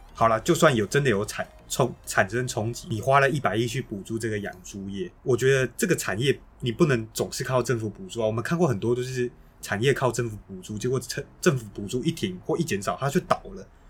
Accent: Taiwan; 我们台湾人民

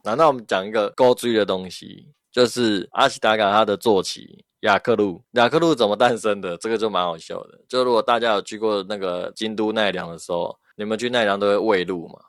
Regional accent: Taiwan; 我们台湾人讲就是你长得比较有个性一点

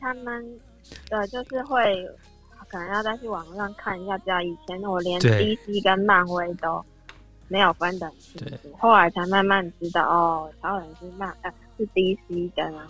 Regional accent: Yunlin County, Taiwan; now in Taipei, Taiwan; 我老家在云林。

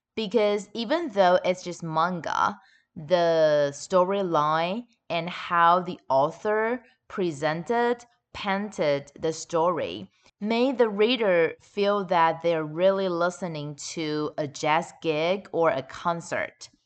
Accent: Taichung, Taiwan; my hometown, Taichung

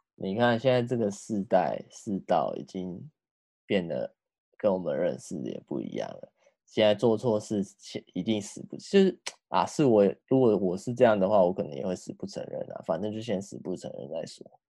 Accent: Tainan, Taiwan; 我们台南的

